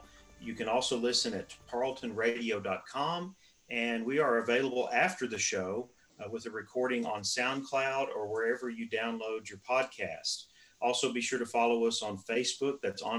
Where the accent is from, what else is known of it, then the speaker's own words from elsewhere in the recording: Texas, United States; moved away; also born or lived in East Coast; having grown up in Texas myself, but have lived on the East Coast